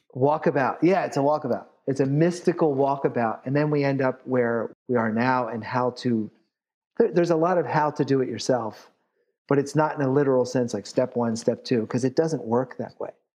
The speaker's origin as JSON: {"language": "English", "town": "Philadelphia", "region": "Pennsylvania", "country": "United States", "said": "I'm from Philly"}